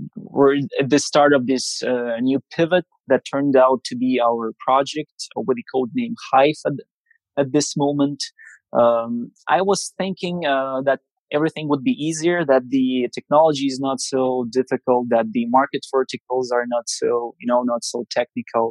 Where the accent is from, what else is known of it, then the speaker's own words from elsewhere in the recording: Siberia, Russia; I'm coming from Siberia, from the middle of nowhere